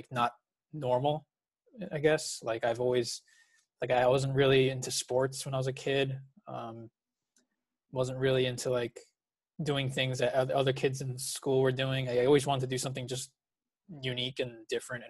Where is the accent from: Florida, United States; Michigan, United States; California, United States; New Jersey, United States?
New Jersey, United States; I was born and raised in New Jersey